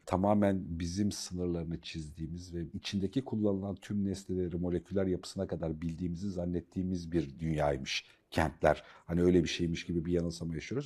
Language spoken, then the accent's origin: Turkish; Black Sea Region, Turkey; bir Karadenizli olarak